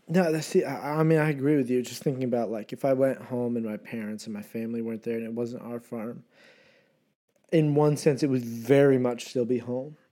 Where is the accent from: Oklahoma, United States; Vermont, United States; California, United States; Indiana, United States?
Vermont, United States; moved away; I'm at home, Vermont, on the farm